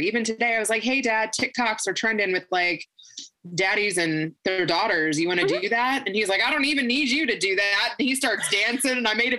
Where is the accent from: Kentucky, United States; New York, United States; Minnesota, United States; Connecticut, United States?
Kentucky, United States; moved away; I was born and raised in Kentucky.